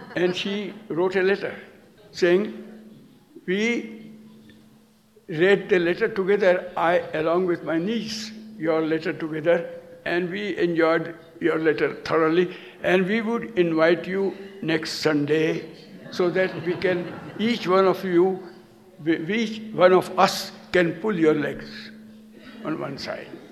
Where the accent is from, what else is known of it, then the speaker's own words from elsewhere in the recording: India; I, as an Indian